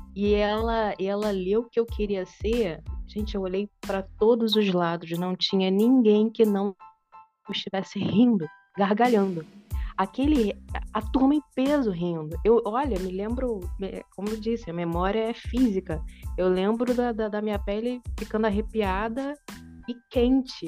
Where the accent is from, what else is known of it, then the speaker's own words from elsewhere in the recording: interior of Minas Gerais, Brazil; é de onde eu venho, é de onde minha família vem